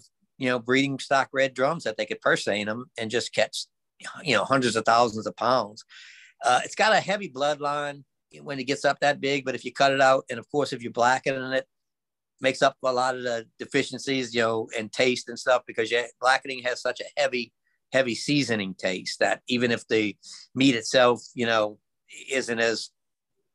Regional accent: Southeast Louisiana, United States; I grew up in Southeast Louisiana

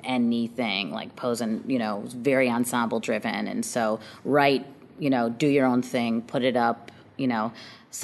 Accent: Chicago, Illinois, United States; I grew up on the South Side

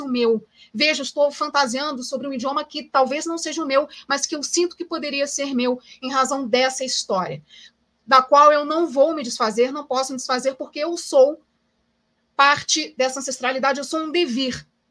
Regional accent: Brazil; viver com essa identidade sendo brasileira

